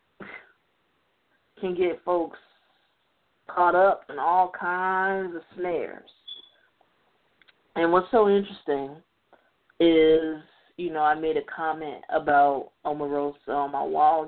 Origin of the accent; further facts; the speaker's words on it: Chicago, Illinois, United States; I'm from Chicago